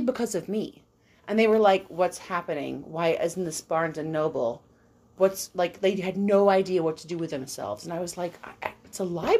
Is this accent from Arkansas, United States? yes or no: no; Long Island, New York, United States; moved away; I'm from Long Island